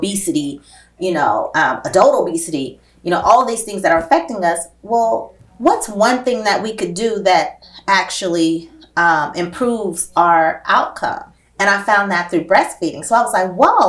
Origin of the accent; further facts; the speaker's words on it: Oakland, California, United States; the neighborhood I grew up in West Oakland